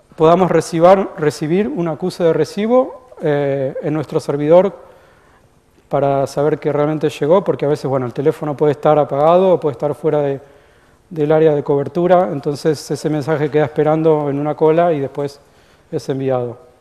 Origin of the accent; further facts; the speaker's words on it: Argentina; moved away as an adult; now in United States; yo soy argentino, como capaz que se habrán dado cuenta, eh, vivo en Estados Unidos desde 1999.